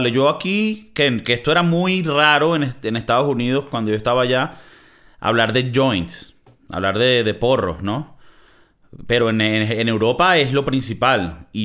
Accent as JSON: {"language": "Spanish", "country": "Venezuela", "said": "Yo vengo veniendo de Venezuela, que a mí me daban lo que sea y que toma y cállate pa' jugo."}